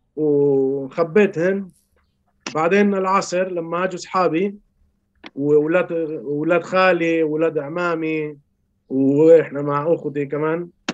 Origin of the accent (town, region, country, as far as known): Chile; born or raised there